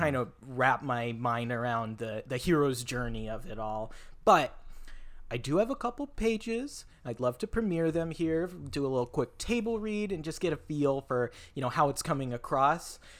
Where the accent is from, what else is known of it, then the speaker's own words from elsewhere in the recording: Federal Way, Washington, United States; my hometown, uh, Federal Way, Washington